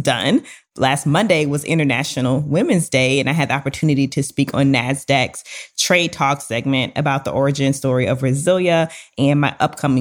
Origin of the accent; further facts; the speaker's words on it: Louisiana, United States; we are both from Louisiana